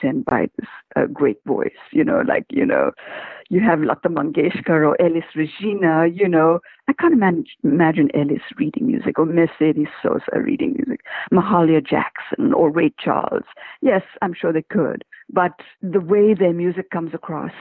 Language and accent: English; India; I'm from India